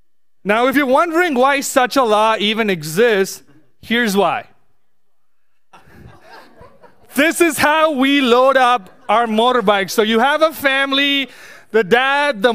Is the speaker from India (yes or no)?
yes; India; moved away; growing up in India